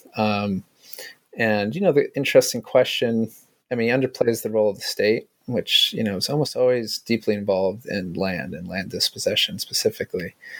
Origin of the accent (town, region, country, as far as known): United States